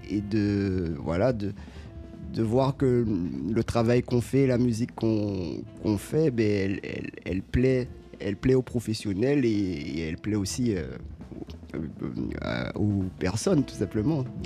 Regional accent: Guadeloupe; moi j'ai grandi en Guadeloupe.

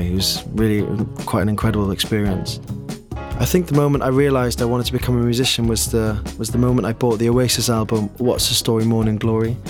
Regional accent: Neath, Wales, United Kingdom; moved away as an adult; now in London, United Kingdom; I grew up in Neath in Wales

